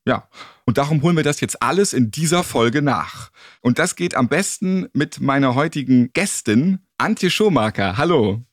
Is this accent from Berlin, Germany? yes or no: no; Hamburg, Germany; Ich bin tatsächlich Hamburger und Städter